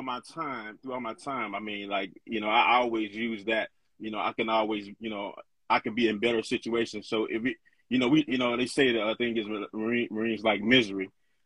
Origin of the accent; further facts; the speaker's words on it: Mississippi, United States; moved away as an adult; also born or lived in Okinawa; now in Virginia, United States; I am from Mississippi originally.